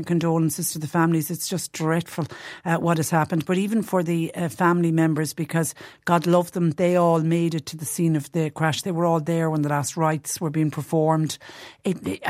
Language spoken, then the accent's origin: English; Clonmel, Munster, Ireland; my hometown of Clonmel